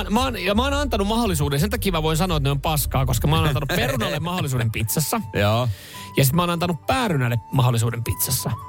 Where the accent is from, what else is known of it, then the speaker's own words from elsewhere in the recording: Vantaa, Uusimaa, Finland; Kato Länsi-Vantaa, Martin Laakso, mistä mä oon kotoisin.